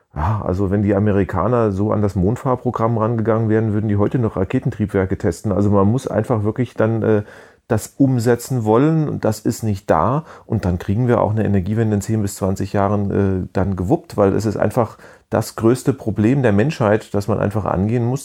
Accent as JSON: {"language": "German", "country": "Germany", "said": "als Deutscher"}